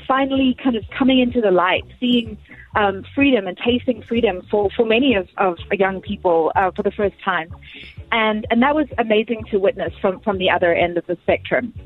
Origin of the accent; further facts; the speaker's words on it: Bulawayo, Zimbabwe; now in Atlanta, United States; born and raised in Zim